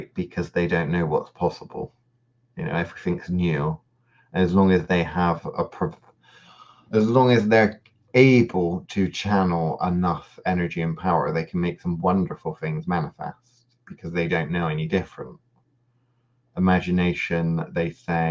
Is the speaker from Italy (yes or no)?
no; United Kingdom; growing up in the British education system